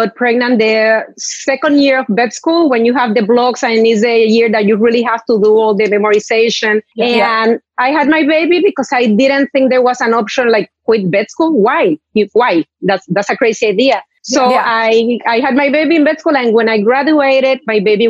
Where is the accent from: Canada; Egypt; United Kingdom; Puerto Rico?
Puerto Rico; moved away as an adult; also born or lived in Alabama; now in Miami, United States; I was raised in Puerto Rico and I moved to the United States when I went to vet school